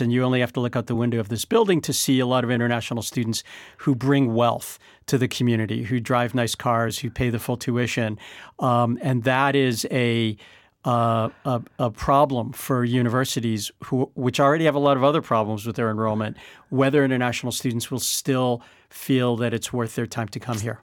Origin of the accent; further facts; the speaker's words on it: United States; as an American